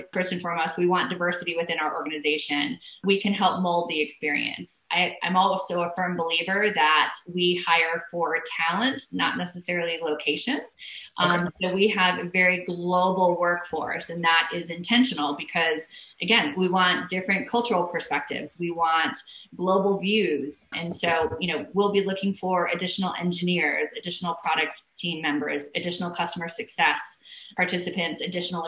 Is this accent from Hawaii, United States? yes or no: yes; Hawaii, United States; I'm from Hawaii